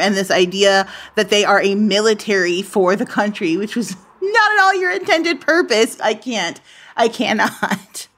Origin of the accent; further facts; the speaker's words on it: United States; being an American